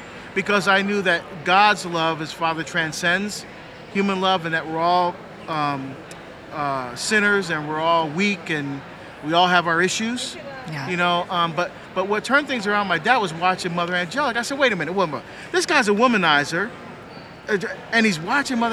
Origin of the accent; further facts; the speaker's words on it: New Jersey, United States; moved away; my home state at a parish 1 mile away from my father's apartment